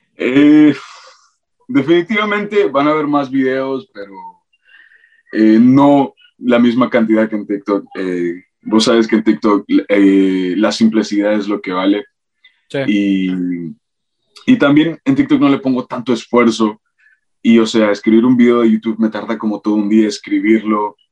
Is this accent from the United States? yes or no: yes; North Carolina, United States; Y regresé aquí, de donde soy yo, de Carolina del Norte